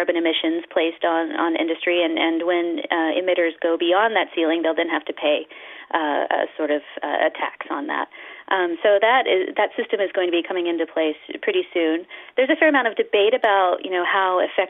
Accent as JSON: {"language": "English", "country": "United States", "said": "I'm from the United States"}